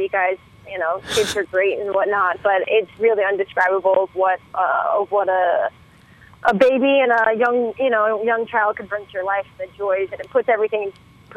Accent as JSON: {"language": "English", "town": "San Francisco", "region": "California", "country": "United States", "tie": "born or raised there", "said": "it's right next to my hometown. I'm from San Francisco"}